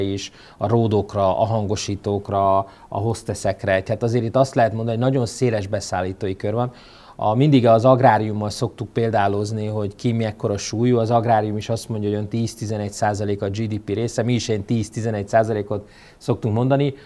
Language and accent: Hungarian; Hungary; mi magyarok, akik még a szocializmusba, um, um, cseperedtünk föl